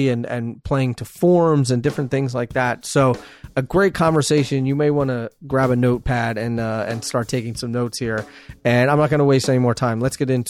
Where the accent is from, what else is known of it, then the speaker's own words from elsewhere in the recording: Pennsylvania, United States; I consider myself a Philadelphian, I grew up outside of Philly, but I'm a Philly guy, through and through.